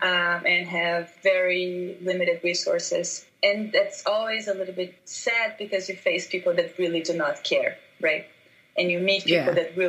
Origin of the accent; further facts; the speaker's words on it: Curitiba, Paraná, Brazil; English is a second language; also born or lived in New York City; now in Curitiba, Brazil; I was born in Curitiba, which is a town in Brazil